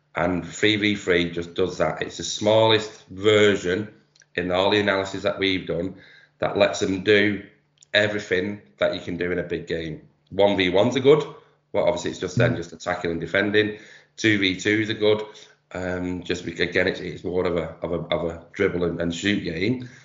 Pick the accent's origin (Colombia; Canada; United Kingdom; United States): United Kingdom; Manchester, North West England; accent: Manchester; I've been doing 3v3 in Manchester, you can probably tell from my accent